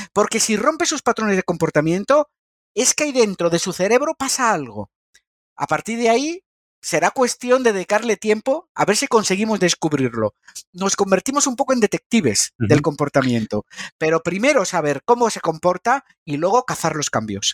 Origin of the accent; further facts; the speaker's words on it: Madrid, Community of Madrid, Spain; yo soy de Madrid